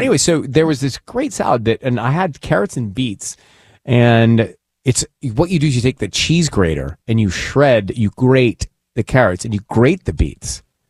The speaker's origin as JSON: {"language": "English", "region": "Georgia", "country": "United States", "tie": "born or raised there", "moved": "yes", "said": "growing up in Georgia, we'd have shrimp and grits."}